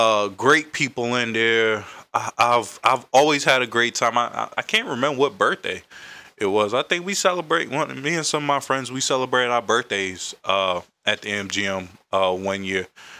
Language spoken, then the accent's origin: English; Carolina, United States; now in Washington, D.C., United States; I'm from Carolina, reside in D.C.